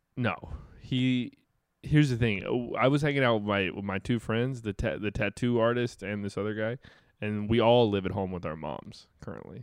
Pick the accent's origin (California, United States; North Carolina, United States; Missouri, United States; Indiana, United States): North Carolina, United States; Dale Earnhardt's hometown area; Dale Earnhardt is kind of from my hometown